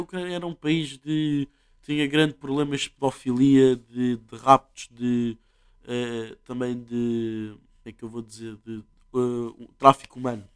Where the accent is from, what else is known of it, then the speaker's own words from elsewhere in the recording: Portugal; nós, Portugal